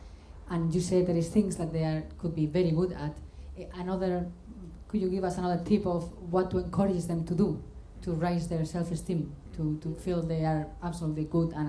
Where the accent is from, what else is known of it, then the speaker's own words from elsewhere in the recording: Spain; moved away; I'm from Spain, and my kids are half Scottish, half Spanish